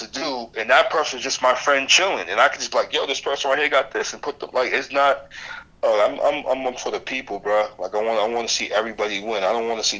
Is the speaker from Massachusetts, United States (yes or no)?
yes; Boston, Massachusetts, United States; moved away; I'm originally from Boston